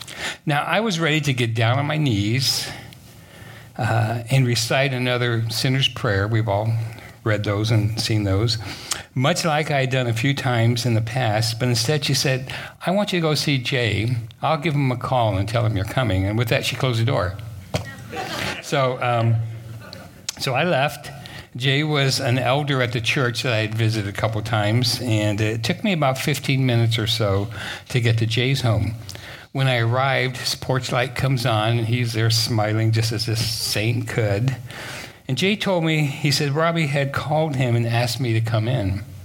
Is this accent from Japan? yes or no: yes; Japan; born there; And I, being half Japanese, I was born in Japan, I brought my camera, right?